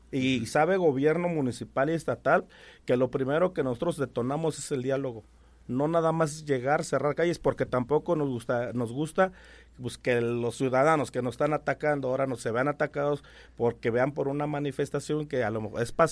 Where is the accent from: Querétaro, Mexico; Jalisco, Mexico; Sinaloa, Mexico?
Querétaro, Mexico; soy queretano.